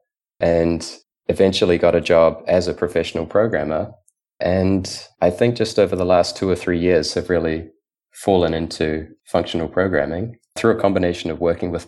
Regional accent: New Zealand; I grew up in New Zealand

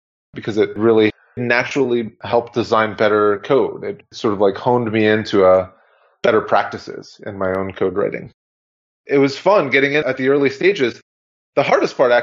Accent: Pennsylvania, United States; also born or lived in Los Angeles; I'm from Pennsylvania

